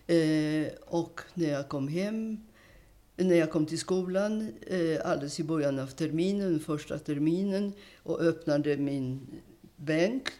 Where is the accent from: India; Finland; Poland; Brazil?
Poland; Warsaw, Masovian Voivodeship; now in Sweden; jag är född i Warszawa, Polens huvudstad som mm. bekant, 1931